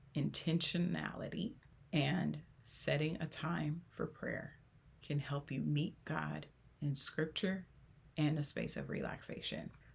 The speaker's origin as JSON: {"language": "English", "town": "Los Angeles", "region": "California", "country": "United States", "tie": "born or raised there"}